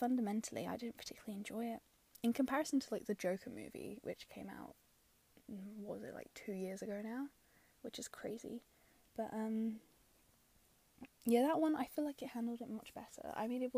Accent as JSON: {"language": "English", "region": "London", "country": "United Kingdom", "said": "I'm from London"}